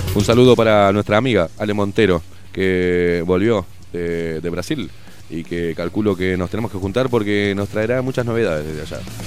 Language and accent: Spanish; Argentina; also born or lived in Uruguay; Me crié en Argentina, pero nací en Uruguay